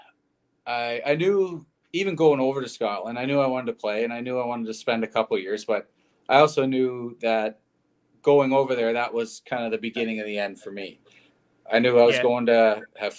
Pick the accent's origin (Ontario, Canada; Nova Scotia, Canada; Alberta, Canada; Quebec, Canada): Nova Scotia, Canada; Antigonish; moved away; my hometown of Antigonish